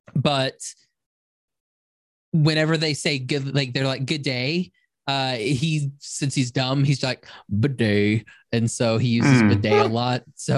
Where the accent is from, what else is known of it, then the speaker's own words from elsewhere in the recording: Oklahoma, United States; I'm from Oklahoma.